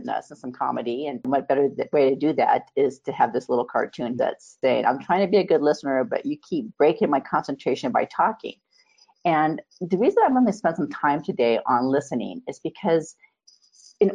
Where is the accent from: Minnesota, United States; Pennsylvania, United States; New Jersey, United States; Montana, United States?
Montana, United States; I was born and raised in Montana